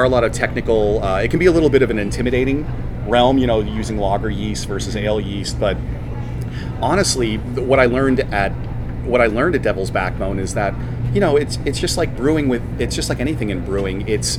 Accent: Pennsylvania, United States; born there; also born or lived in Washington, D.C. area; I should say I'm from the East Coast originally. {S1} Yeah. {S3} Born in Pennsylvania, lived outside of DC for a good decade

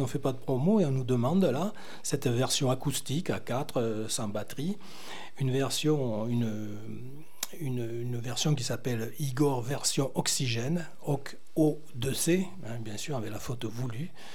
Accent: Brittany, France; moi je suis breton

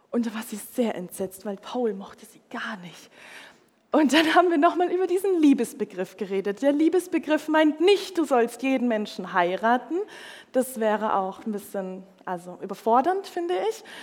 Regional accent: Munich, Bavaria, Germany; ich komme aus München, ich bin eigentlich Städte irgendwie gewohnt

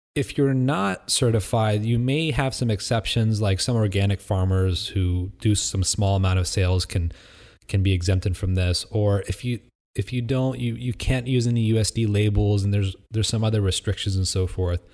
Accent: Midwest, United States; I grew up in the Midwest.

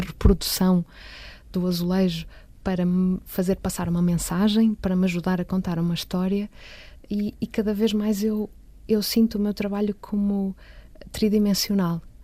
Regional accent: Matosinhos, Norte, Portugal; also born or lived in Porto; eu nasci no Porto, portanto eu sou completamente uh, cidade

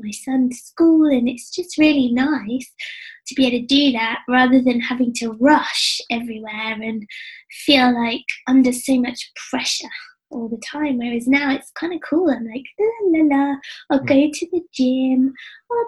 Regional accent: England, United Kingdom; being English

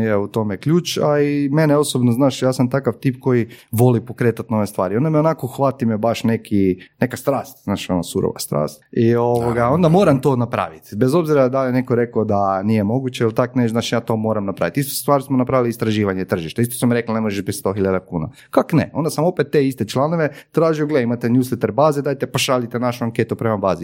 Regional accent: Croatia; kod nas u Hrvatskoj

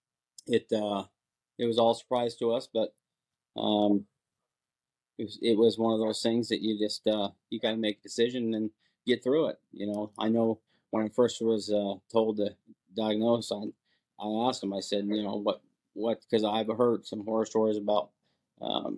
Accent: Port Angeles, Washington, United States; moved away as an adult; also born or lived in San Clemente, California; I grew up in Port Angeles, Washington, up on the coast, and went in the Marine Corps right out of high school

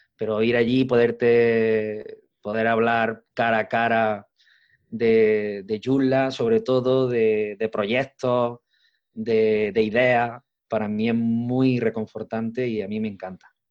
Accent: Arjona, Andalusia, Spain; Yo soy de un pueblo Arjona, un pueblo de la provincia de Jaén

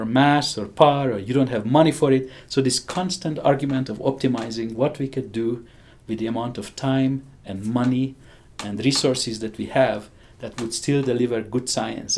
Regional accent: Hungary; accent: strange; English is a second language; moved away as an adult; I have a strange accent. I grew up in Hungary.

